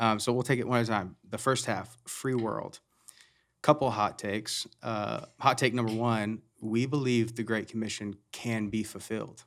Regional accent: United States; We're all American

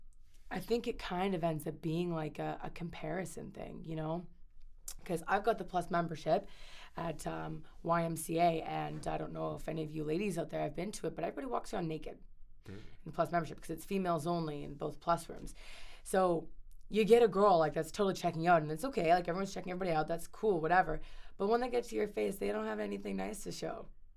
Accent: Puerto Rico; moved away as an adult; now in Vancouver, Canada; I'm from Puerto Rico in the island. So back in 2011, I was one of the 9 black people in my hometown

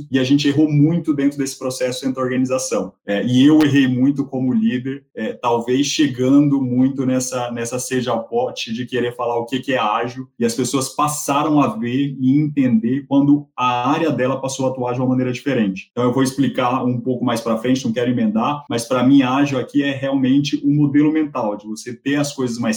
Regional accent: Argentina; Eu acredito, e aí sou eu argentino falando

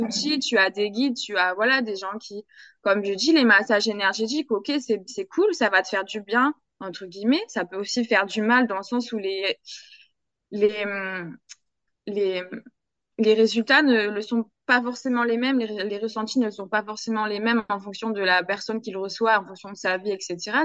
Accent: France; now in Guadeloupe, France; je hmm. suis française

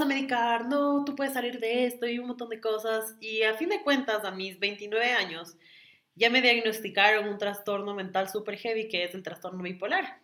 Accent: Quito, Pichincha, Ecuador; yo nací en Quito.

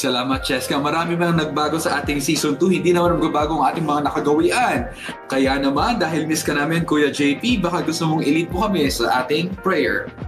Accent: Central Luzon, Philippines; kapampangan po ako

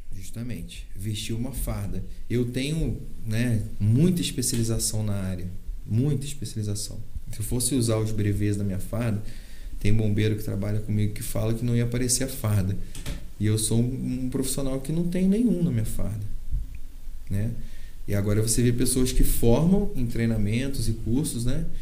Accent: Valença, Brazil; Eu nasci em Valença, eu amo Valença

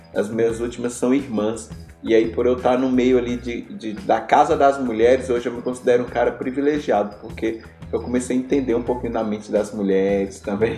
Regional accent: Chapada Diamantina, Bahia, Brazil; Eu nasci na Chapada Diamantina

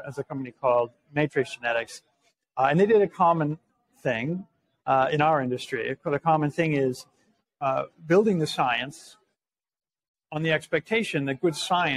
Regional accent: Seattle, Washington, United States; moved away as an adult; also born or lived in Massachusetts; I grew up in Seattle, moved back

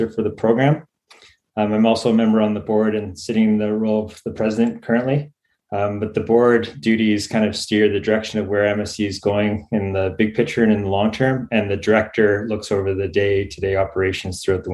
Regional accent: Ontario, Canada; now in Australia; I grew up in Ontario

